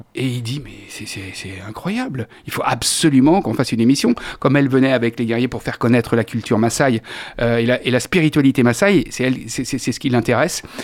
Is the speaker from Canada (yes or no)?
no; Angers, Pays de la Loire, France; also born or lived in Paris; Je suis un gars d'ici, je suis né à Angers, je connais très bien ma ville